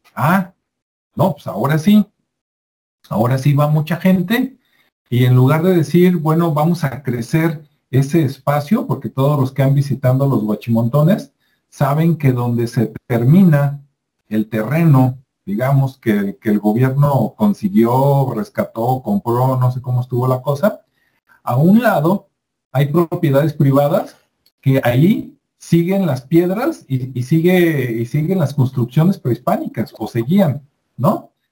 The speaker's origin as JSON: {"language": "Spanish", "country": "Mexico", "said": "acá en México"}